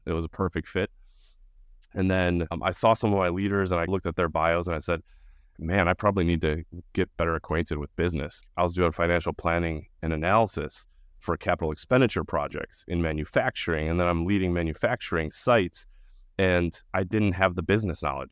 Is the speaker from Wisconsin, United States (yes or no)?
no; Winfield, Illinois, United States; I grew up in the suburbs of Chicago, the western suburbs of Chicago, in this tiny little town called Winfield